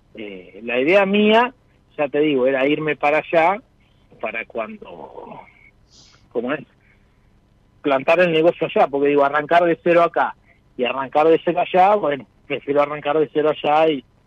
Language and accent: Spanish; Chivilcoy, Buenos Aires Province, Argentina; yo soy de acá de Chivilcoy también